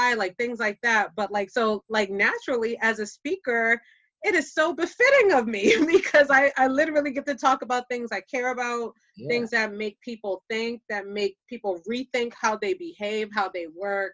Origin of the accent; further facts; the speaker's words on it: Boston, Massachusetts, United States; accent: Boston; my Boston accent